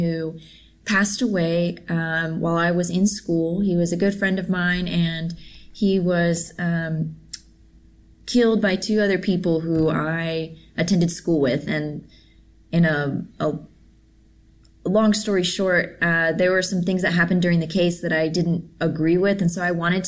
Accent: Wylie, Texas, United States; I came back to my hometown of Wiley, Texas

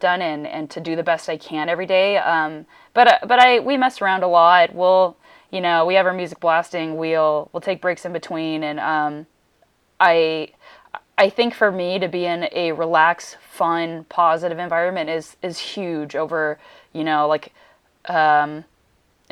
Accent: Redondo Beach, California, United States; I'm from Redondo

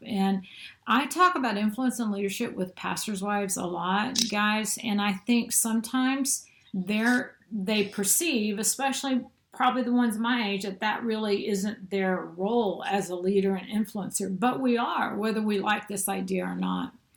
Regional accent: St. Louis, Missouri, United States; moved away as an adult; also born or lived in Denver, Colorado; now in Mobile, United States; I'm really from the St. Louis, Missouri area, just south of the city, and. Uh, grew up in a typical middle class home

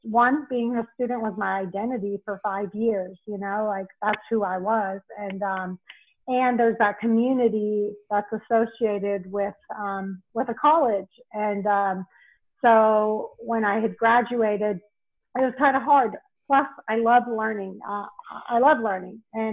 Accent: Knoxville, Tennessee, United States; also born or lived in Cleveland, Ohio / Boise, Idaho; So I was born in Cleveland, Ohio, but I was only there until about 4 years old. Then I moved to Boise, Idaho, but I was only there for a couple of years. Then I moved to Knoxville, Tennessee, and I was there until high school.

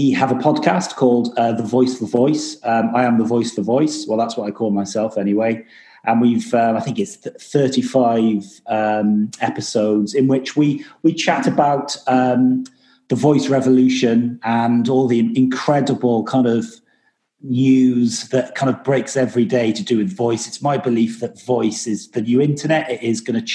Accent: Wales, United Kingdom; now in London, United Kingdom; I'm from a place called Wales

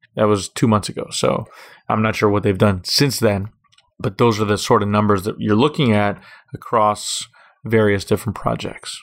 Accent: Miami Beach, Florida, United States; also born or lived in Jerusalem; I grew up here on Miami Beach, Florida.

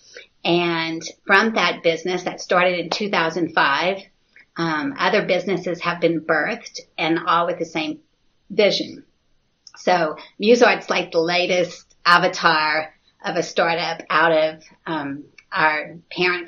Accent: United States; moved away as an adult; also born or lived in South India; now in Meghalaya, India; I'm actually an American

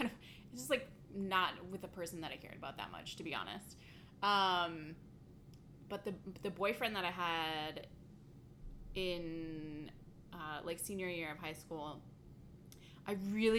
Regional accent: Midwest, United States; it's where we grew up in the Midwest.

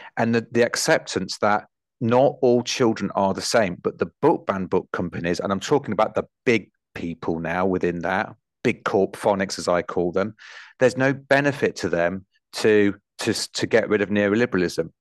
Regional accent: Nottingham, East Midlands, United Kingdom; I grew up in Nottinghamshire where the miners' strikes were on

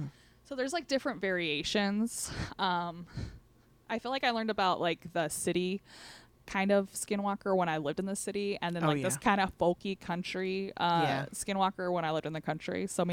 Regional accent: Southern Utah, United States; So we're from Southern Utah, and that's Native American country.

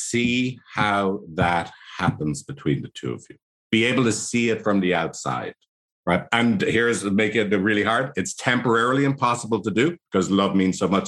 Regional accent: Ireland; accent: Irish; my annoying Irish accent

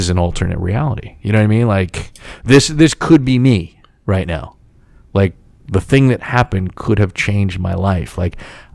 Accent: United States; some guy from the New York, New Jersey area

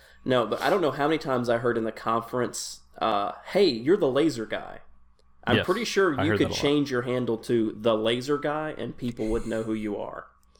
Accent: Tennessee, United States; just because I grew up in Tennessee.

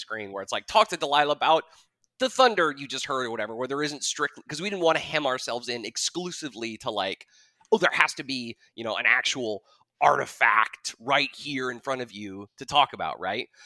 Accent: Jackson, Wyoming, United States; I grew up in Jackson. Uh, I was born and raised there

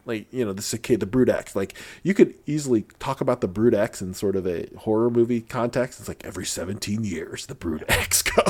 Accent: Midwest, United States; moved away; I grew up in the Midwest where on summer nights, it's just loud.

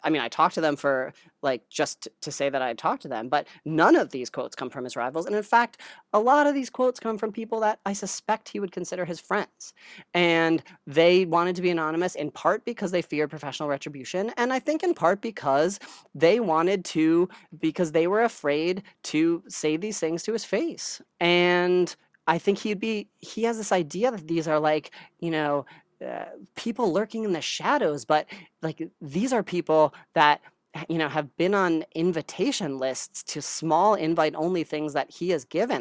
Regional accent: New Jersey, United States; moved away as an adult; also born or lived in Stanford, California; I grew up in New Jersey

